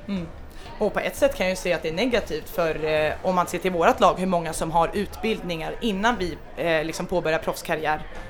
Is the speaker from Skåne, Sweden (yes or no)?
no; Stockholm, Stockholm County, Sweden; moved away as an adult; now in Denmark; jag har vuxit upp eh, i Stockholm